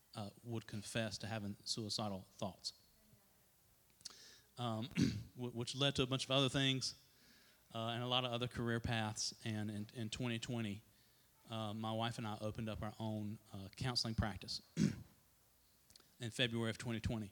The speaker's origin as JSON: {"language": "English", "town": "Trinity", "region": "North Carolina", "country": "United States", "tie": "born or raised there", "said": "I grew up here in the Trinity area, which is not very far down the road, on a little tobacco farm"}